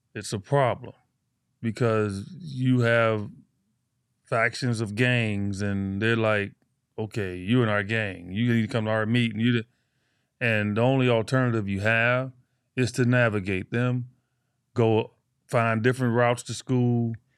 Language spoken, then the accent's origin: English; Chicago, Illinois, United States; I grew up Chicago, Illinois, inner city. I grew up in Cabrini Green.